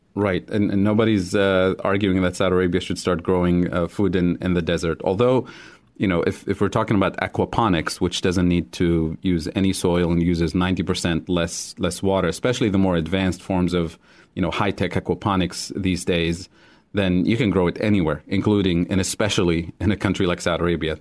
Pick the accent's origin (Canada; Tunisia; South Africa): Tunisia; moved away as an adult; I grew up in Tunisia